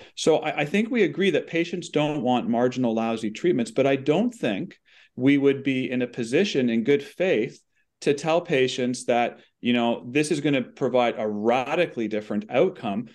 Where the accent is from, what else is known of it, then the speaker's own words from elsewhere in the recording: Canada; we're Canadian